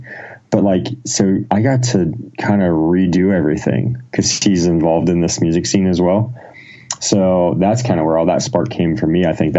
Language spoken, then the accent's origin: English; Ohio, United States; No, I was born in Ohio, small town in Ohio. I've kind of lived in Ohio most of my life